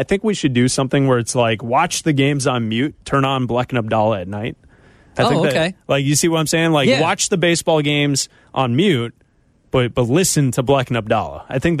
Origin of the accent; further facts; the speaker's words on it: Chicago, Illinois, United States; Chicago. Illinois.